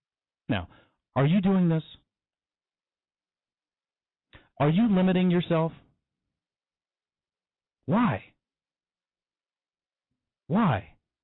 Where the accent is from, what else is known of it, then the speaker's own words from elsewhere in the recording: Denver, Colorado, United States; now in Alabama, United States; So I grew up in Denver. So let's fast forward again. Now, I live in Alabama.